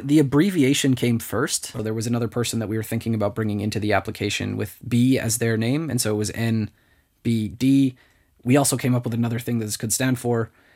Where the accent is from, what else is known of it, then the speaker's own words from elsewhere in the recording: Canada; now in Luxembourg; I'm Canadian and, and talking to my friends back in Canada